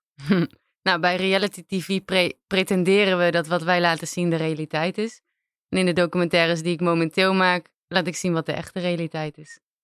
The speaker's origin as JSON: {"language": "Dutch", "country": "Aruba", "tie": "born or raised there", "moved": "as an adult", "lives_now": "Netherlands", "said": "ik ben zelf op Aruba opgegroeid"}